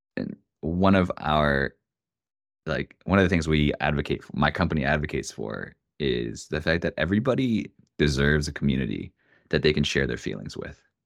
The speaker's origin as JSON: {"language": "English", "region": "Oregon", "country": "United States", "moved": "yes", "lives_now": "Denver, United States", "said": "I'm from Oregon, I have an Oregon phone number, I live in Denver, Colorado"}